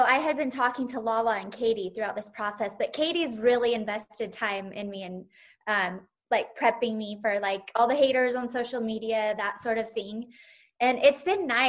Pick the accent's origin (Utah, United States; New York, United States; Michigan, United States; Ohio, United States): Utah, United States; Salt Lake City; born or raised there